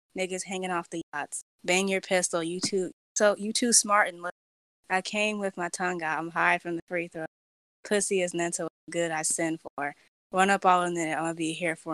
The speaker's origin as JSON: {"language": "English", "region": "California", "country": "United States", "said": "I'm from California. I live in California"}